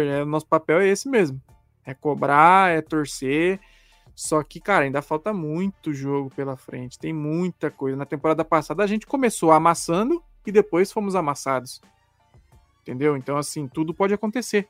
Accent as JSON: {"language": "Portuguese", "country": "Brazil", "said": "a gente é brasileiro"}